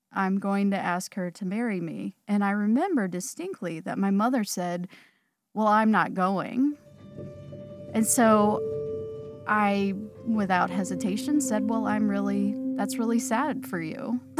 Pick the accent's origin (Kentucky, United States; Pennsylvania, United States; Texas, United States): Kentucky, United States; Lexington; now in Louisville, United States; I live here in Louisville, Kentucky. I grew up in Lexington